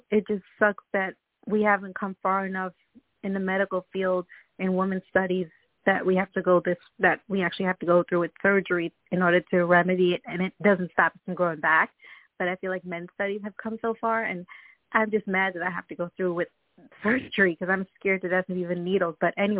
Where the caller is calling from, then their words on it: Long Island, New York, United States; I'm calling from Long Island, New York.